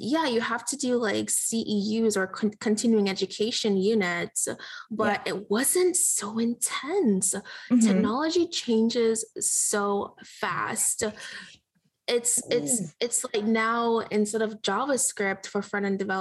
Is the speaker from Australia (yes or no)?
no; Jamaica; now in United States; I grew up in Jamaica, and we struggled